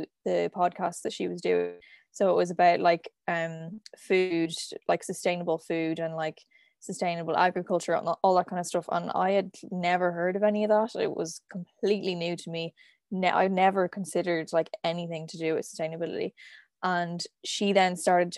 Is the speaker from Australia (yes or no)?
no; Dublin, Leinster, Ireland; I'm from Dublin